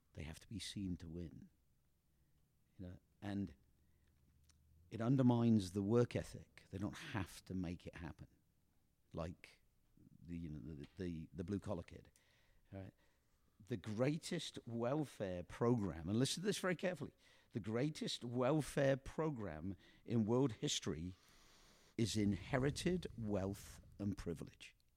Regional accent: England, United Kingdom; moved away; a comedian that we grew up with in England.

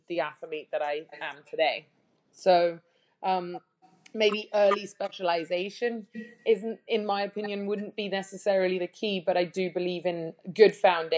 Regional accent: near Winchester, South East England, United Kingdom; moved away as an adult; now in Nashville, United States; I grew up in the south of England, near Winchester.

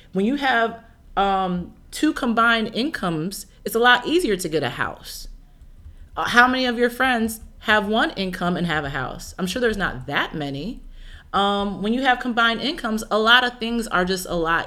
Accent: Midwest, United States; now in California, United States; I'm originally from the Midwest

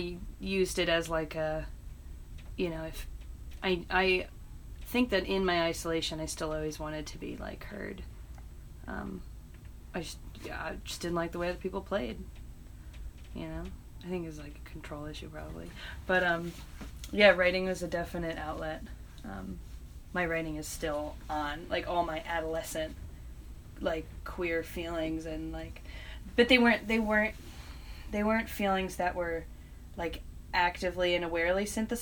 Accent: East Hampton, New York, United States; moved away as an adult; also born or lived in Purchase, New York; now in Brooklyn, United States; I grew up in East Hampton

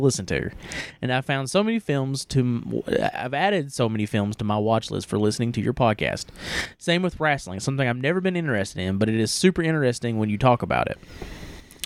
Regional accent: East Tennessee, United States; I'm from East Tennessee

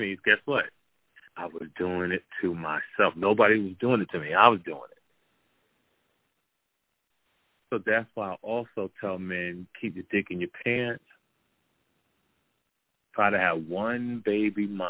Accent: Jersey City, New Jersey, United States; growing up in Jersey City, New Jersey

